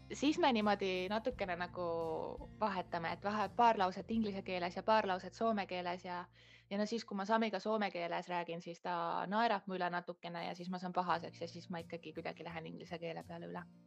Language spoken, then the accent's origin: Estonian; Estonia; moved away as an adult; now in Kotka, Finland; mina tulen Eestist